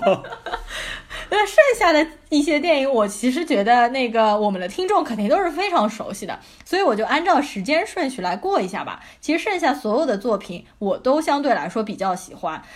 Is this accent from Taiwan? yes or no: no; China